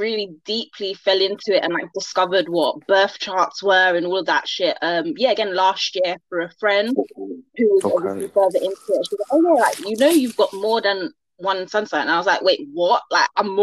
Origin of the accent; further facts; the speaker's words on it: London, United Kingdom; I'm from London, born and raised here.